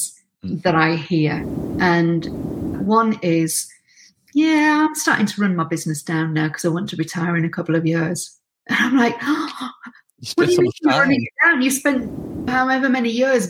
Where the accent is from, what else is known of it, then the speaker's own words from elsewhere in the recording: England, United Kingdom; I'd say I'm English